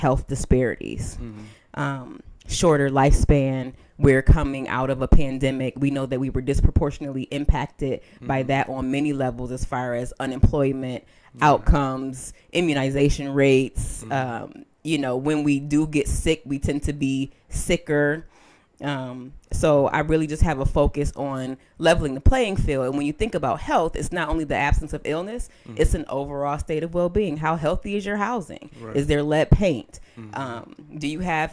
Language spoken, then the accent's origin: English; Buffalo, New York, United States; I'm from down the way, so I grew up on Bocce's on Clinton.